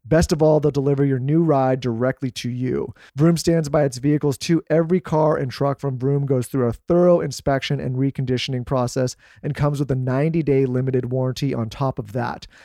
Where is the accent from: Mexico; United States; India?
United States; California; moved away; we're from California